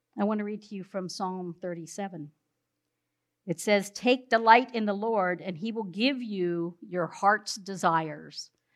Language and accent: English; South Central Pennsylvania, United States; we're from South Central Pennsylvania